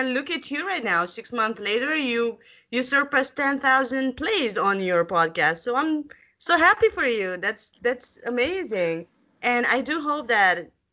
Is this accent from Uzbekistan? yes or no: no; Bucharest, Romania; I'm from Bucharest, Romania